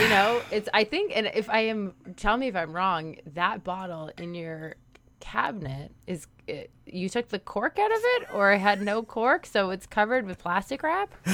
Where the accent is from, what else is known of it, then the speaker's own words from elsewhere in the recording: Canada; we're Canadian